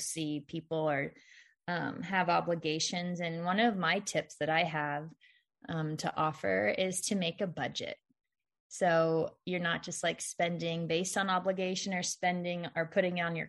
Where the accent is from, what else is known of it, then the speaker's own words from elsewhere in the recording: Missouri, United States; when we grew up in Missouri, we did go to like our mom's cousin's house